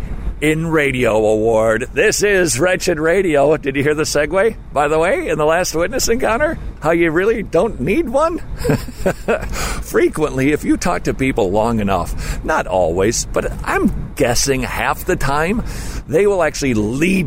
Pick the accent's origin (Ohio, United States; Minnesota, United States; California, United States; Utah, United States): Minnesota, United States; I'm from Minnesota.